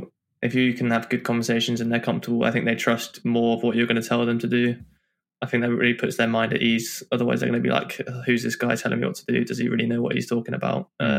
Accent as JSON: {"language": "English", "country": "United Kingdom", "said": "I am, I'd say, British because I've got the mix of all four."}